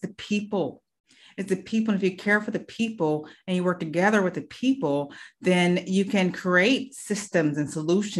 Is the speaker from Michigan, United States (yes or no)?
yes; Detroit, Michigan, United States; I'm from Detroit, Michigan.